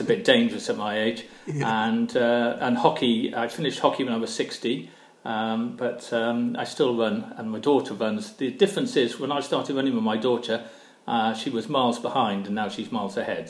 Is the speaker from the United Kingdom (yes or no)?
yes; Barry, Wales, United Kingdom; now in West Sussex, United Kingdom; I grew up in Barry, which is uh, um, in South Wales